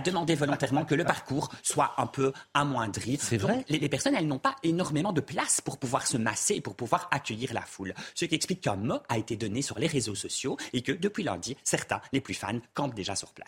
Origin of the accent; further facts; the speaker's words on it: Belgium; now in United Kingdom; C'est pas mon pays, je suis belge